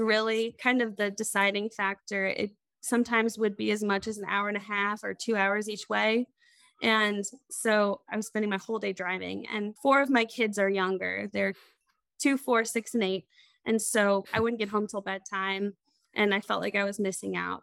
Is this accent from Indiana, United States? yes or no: yes; Crawfordsville, Indiana, United States; also born or lived in Lewisburg, West Virginia; I moved back home to Indiana, where I grew up. Crawfordsville, Indiana is a small town